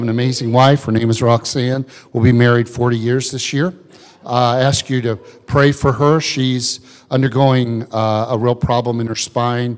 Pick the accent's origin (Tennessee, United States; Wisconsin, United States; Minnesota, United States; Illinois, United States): Illinois, United States; I grew up in Illinois